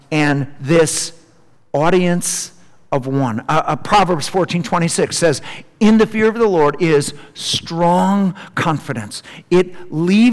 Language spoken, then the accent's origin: English; Milton, Wisconsin, United States; home to Milton, Wisconsin, which is my hometown